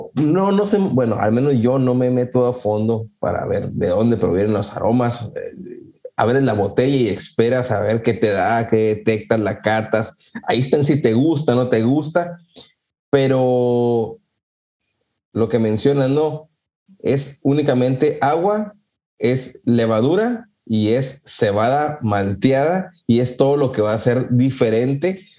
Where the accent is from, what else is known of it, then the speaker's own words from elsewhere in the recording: northern Mexico, Mexico; soy del norte y del norte desértico